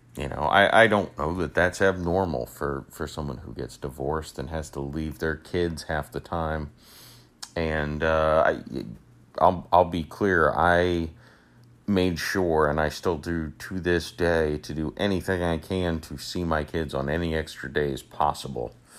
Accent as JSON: {"language": "English", "town": "St. Petersburg", "region": "Florida", "country": "United States", "tie": "born or raised there", "said": "I'm born and raised in Saint Petersburg, Florida. Uh, I've never left"}